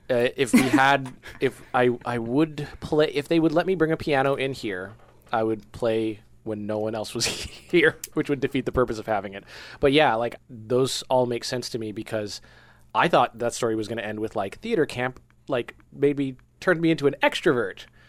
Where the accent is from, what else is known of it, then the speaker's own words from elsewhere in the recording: Coral Springs, Florida, United States; I grew up in Fort Lauderdale